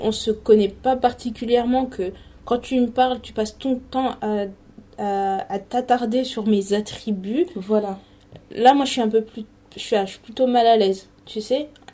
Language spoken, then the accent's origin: French; Paris region, Île-de-France, France; moved away; also born or lived in Canada; moi, je suis née en région parisienne et mes parents ont emménagé ici il y a quelques années.